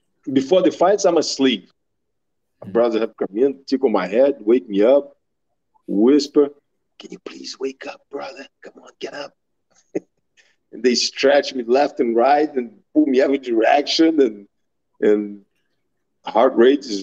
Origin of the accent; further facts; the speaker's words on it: Brazil; moved away as an adult; now in United States; growing up in Brazil